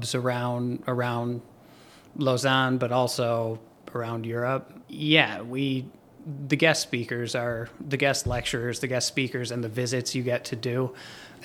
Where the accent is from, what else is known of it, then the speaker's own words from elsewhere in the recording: Buffalo, New York, United States; now in Omaha, United States; where I grew up in Buffalo, New York